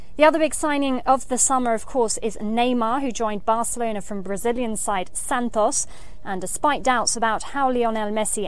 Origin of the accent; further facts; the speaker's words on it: Wales, United Kingdom; Hola chicas, well, seeing as I'm Welsh and I'm a Madridista